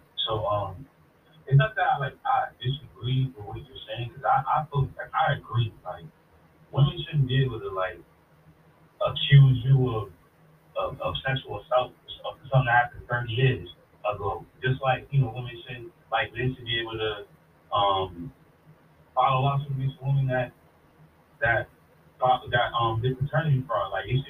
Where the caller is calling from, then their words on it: Woonsocket, Rhode Island, United States; I'm calling from Woonsocket, Rhode Island.